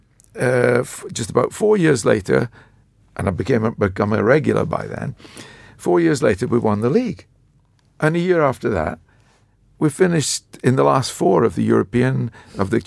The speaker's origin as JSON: {"language": "English", "town": "Dundee", "region": "Scotland", "country": "United Kingdom", "tie": "born or raised there", "said": "Was my hometown. So I grew up in Dundee"}